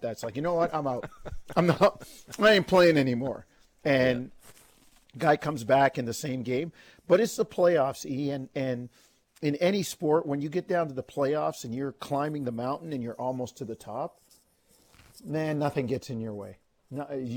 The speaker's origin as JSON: {"language": "English", "country": "Canada", "said": "we're both Canadian"}